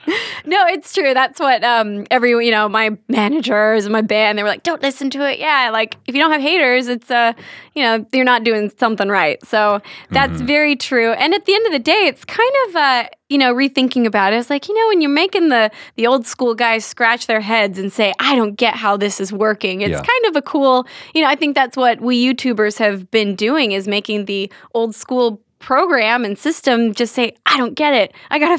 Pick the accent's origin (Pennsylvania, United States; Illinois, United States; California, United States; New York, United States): California, United States; Santa Ana; This is actually in California. I grew up in Santa Ana when I was, you know, till I was like 8 years old.